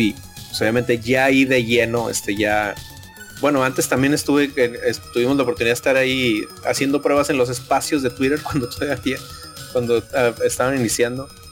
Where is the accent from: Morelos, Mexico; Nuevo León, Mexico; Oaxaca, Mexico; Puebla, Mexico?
Nuevo León, Mexico; colinda con Nuevo León, de donde yo soy